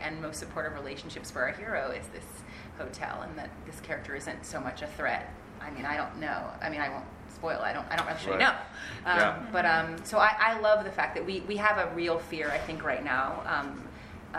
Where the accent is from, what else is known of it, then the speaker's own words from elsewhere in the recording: United States; as an American